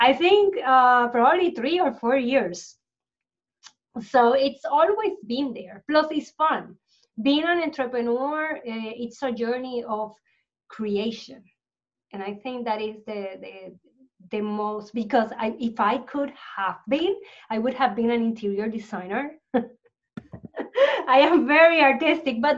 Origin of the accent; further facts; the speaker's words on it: Puerto Rico; I grew up in Puerto Rico